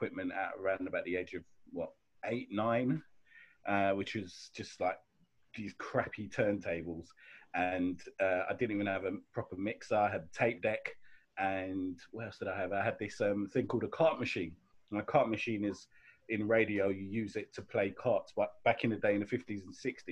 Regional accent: London, United Kingdom; also born or lived in Sierra Leone; I was born in and I grew up in Clapham

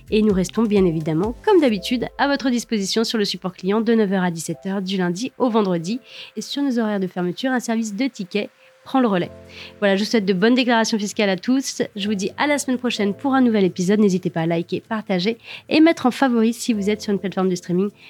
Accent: France; nous sommes français

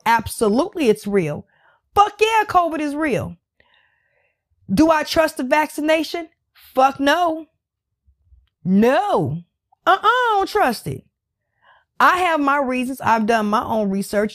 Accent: United States; I live in America. I am American.

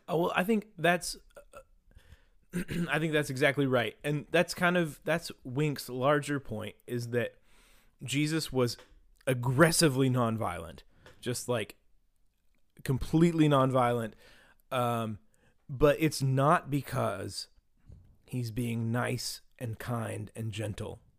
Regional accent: Beckley, West Virginia, United States; we grew up in Beckley, West Virginia

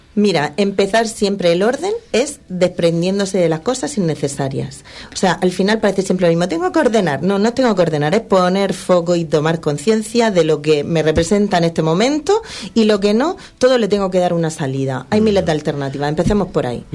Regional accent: Region of Murcia, Spain; somos de Murcia

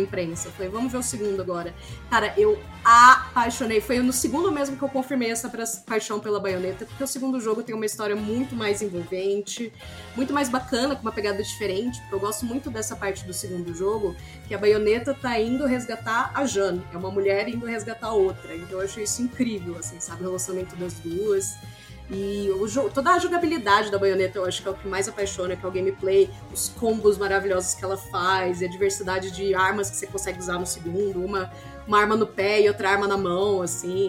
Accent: Ribeirão Preto, São Paulo, Brazil; na minha cidade de Ribeirão Preto

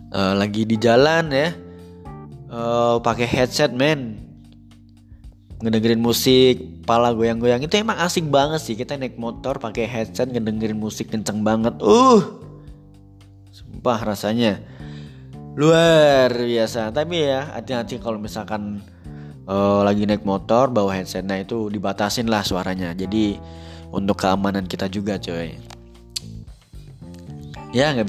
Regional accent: Java, Indonesia; Ya karena aku sebagai orang Jawa tuh kayak uh, apa mempertahankan uh, Jawaku gitu istilahnya.

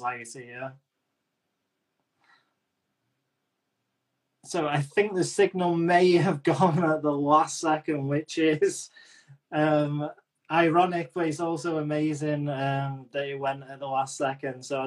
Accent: England, United Kingdom; I'm English

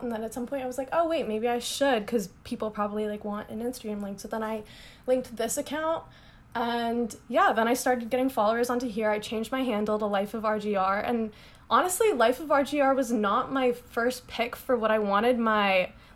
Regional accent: Chicago, Illinois, United States; moved away as an adult; also born or lived in Berkeley, California; now in New York City, United States; I'm from Chicago, like, that area

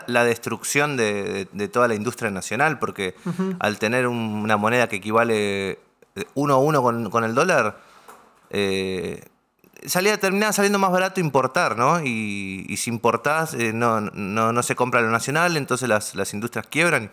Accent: Argentina

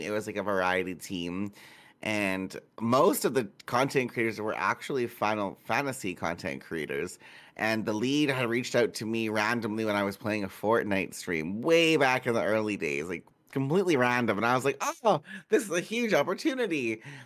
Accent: Manitoba, Canada; I'm from Manitoba, which is a, a shitty small little province

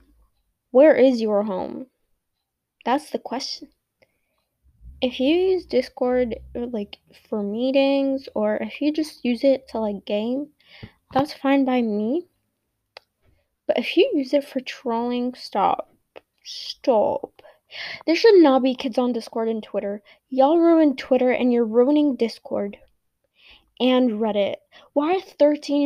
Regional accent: United States; I am an American

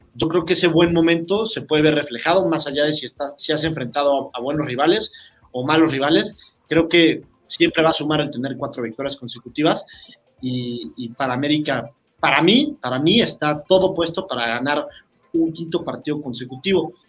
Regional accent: Mexico; siendo mexicano

